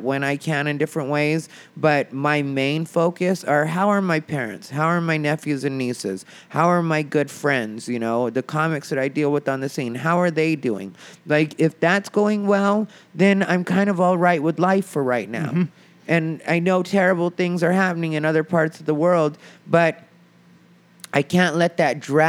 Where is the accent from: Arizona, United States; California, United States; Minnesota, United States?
Arizona, United States; moved away as an adult; now in Los Angeles, United States; the town I'm from is smaller, but the scene, when I say my hometown scene, that's Phoenix, Arizona